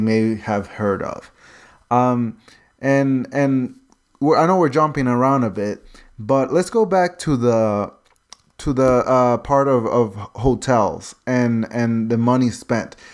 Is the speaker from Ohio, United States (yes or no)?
no; North Carolina, United States; I'm from North Carolina